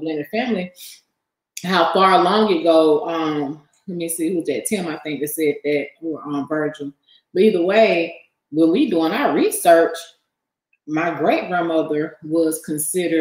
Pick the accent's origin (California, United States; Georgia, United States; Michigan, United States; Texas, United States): Georgia, United States; Atlanta; I grew up on the east side of Atlanta